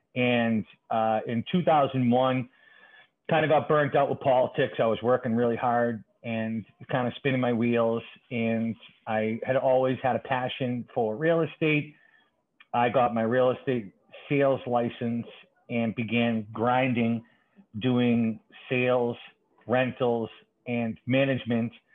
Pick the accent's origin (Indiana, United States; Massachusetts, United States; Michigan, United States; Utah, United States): Massachusetts, United States; Boston; also born or lived in Dorchester, Boston; I'm a lifelong Boston resident, very proud, uh, born and raised uh, in the city of Boston